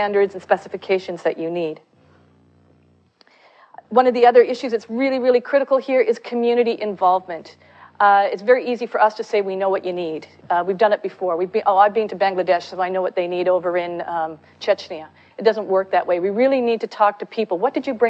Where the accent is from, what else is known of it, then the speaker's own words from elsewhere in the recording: Canada; I'm Canadian